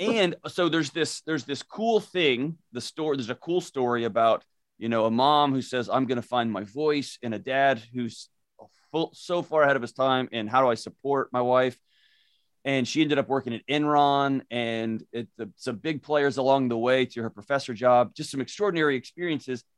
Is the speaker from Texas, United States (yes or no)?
yes; Houston, Texas, United States; moved away as an adult; now in Nashville, United States; I was born and raised in Houston